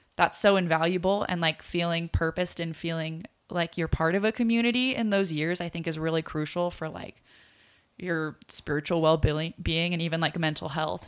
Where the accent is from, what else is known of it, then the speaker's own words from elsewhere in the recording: Poway, California, United States; we came with Living Way Church, which is like a church in Poway